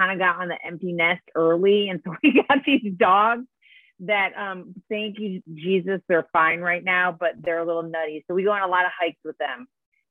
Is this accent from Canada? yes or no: no; Detroit, Michigan, United States; also born or lived in Spain / Chicago / New York City / San Francisco; now in Santa Barbara area, United States; I'm originally from Detroit, Michigan